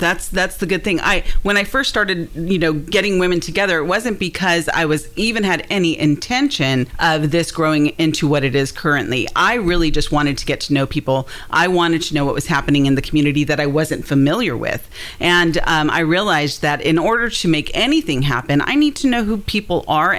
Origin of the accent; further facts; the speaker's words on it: California, United States; now in Hendersonville, United States; I mean, I came from Southern California.